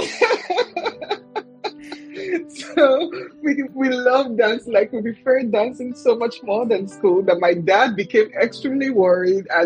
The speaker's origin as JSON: {"language": "English", "town": "Warri", "region": "Delta", "country": "Nigeria", "tie": "born or raised there", "said": "I was born in Warri, Nigeria, and uh, I um, I was the second in a family of four"}